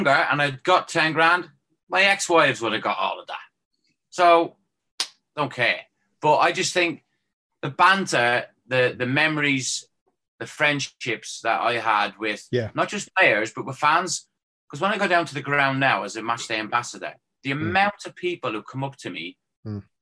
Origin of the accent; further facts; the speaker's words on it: Ireland; moved away; starting off as a kid growing up in Ireland